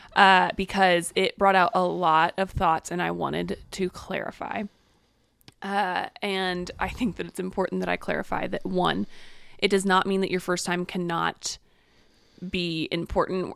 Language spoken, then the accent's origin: English; the Bible Belt, United States; I grew up in the Bible Belt